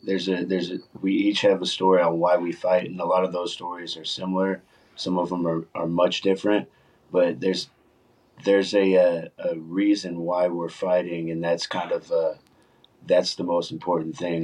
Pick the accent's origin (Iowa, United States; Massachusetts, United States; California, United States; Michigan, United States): California, United States; Los Angeles; now in Texas, United States; I grew up in Los Angeles, so got in a lot of fights out there. When I moved to Texas